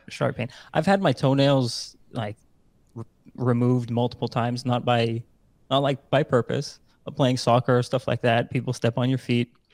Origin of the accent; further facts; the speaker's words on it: Netherlands; born and raised in the Netherlands